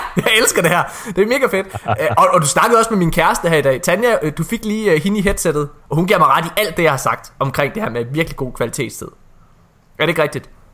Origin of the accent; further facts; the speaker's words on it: Ølgod, Southern Denmark, Denmark; moved away; Jeg er også fra Jylland. Jeg kom fra et lille sted, der hed Ølgod